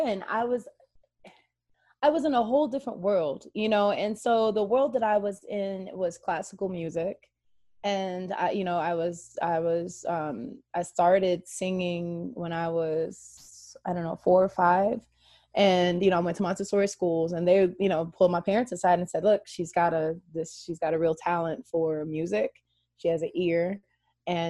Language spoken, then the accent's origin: English; Troy, Michigan, United States; moved away; also born or lived in Pontiac, Michigan / Mississippi; well, I am originally from Oakland County, Michigan